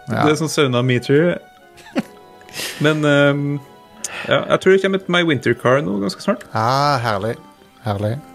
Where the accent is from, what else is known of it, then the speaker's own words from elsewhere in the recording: Trøndelag, Norway; Ja, ja, altså, jeg er fra Trøndelag